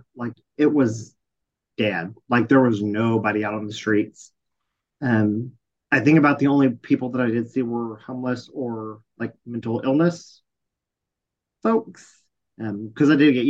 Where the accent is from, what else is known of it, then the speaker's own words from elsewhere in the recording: Texas, United States; been here all my life.